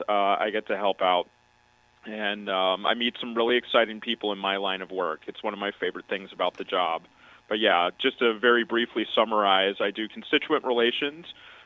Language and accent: English; Lexington, Kentucky, United States; moved away as an adult; also born or lived in Bloomington, Indiana; I am Kentucky born and raised. I'm from Lexington originally, but I spent the past 18 years or so of my life living out of state.